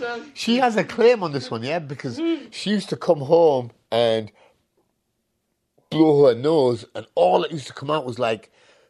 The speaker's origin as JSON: {"language": "English", "town": "Hitchin", "region": "East of England", "country": "United Kingdom", "tie": "born or raised there", "first_language": "Punjabi", "second_language": "English", "said": "Hitchin, Hertfordshire."}